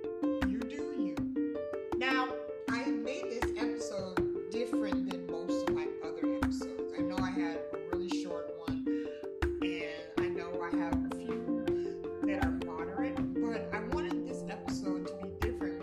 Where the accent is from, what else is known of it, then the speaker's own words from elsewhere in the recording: United States; also born or lived in Altus, Oklahoma / Decatur, Georgia / Louisiana; I was born in Altus, Oklahoma, and I was raised in Decatur, Georgia, and La Paz, Louisiana